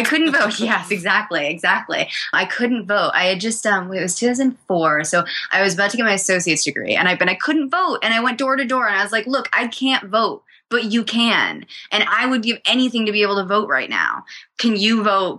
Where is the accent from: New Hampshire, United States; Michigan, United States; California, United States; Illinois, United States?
New Hampshire, United States; I was growing up in New Hampshire